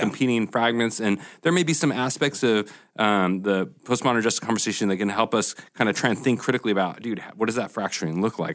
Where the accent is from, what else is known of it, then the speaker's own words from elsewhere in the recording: Portland, United States; moved away; I'm from Portland